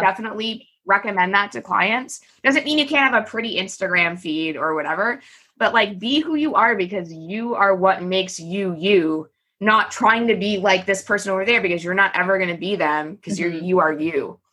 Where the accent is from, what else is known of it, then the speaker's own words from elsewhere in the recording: Canada; I'm Canadian, by the way, and so is my company